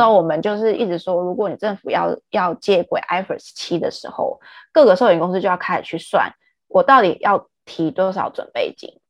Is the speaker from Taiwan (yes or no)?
yes; Taiwan; 我们台湾人